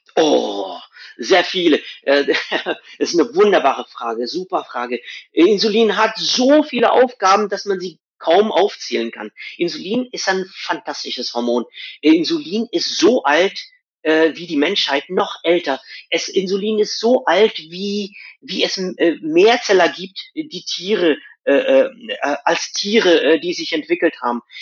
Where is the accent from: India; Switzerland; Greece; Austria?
India; west coast of India; moved away; Wo ich herkomme aus Indien, die, Ost äh, die Westküste von Indien